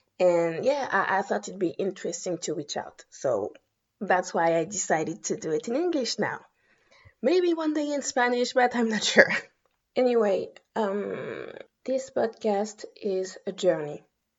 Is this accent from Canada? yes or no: no; Guadeloupe; moved away as an adult; also born or lived in Paris, France; now in France; I was born and raised in Guadeloupe, a French island in the Eastern Caribbean. I moved to Paris in my early 20s to go to college. I got my master's degree in history there. And right now, I'm in my 30s and I'm still living in France.